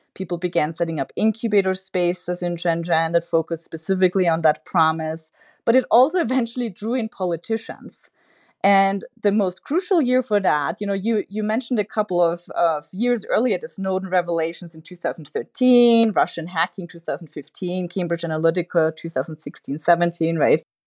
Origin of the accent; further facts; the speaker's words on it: Austria; now in United States; I'm originally from Austria